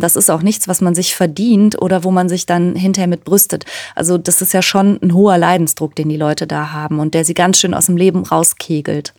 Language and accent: German; near Cologne, North Rhine-Westphalia, Germany; also born or lived in Ruhr area; in der Nähe von Köln bin ich geboren und groß geworden und im Ruhrgebiet